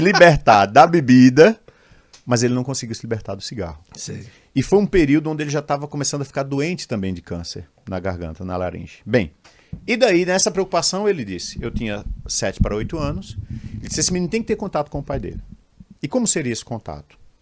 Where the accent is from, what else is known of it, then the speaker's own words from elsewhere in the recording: Limoeiro, Pernambuco, Brazil; eu sou de Limoeiro, interior do estado de Pernambuco, 70 quilômetros da capital.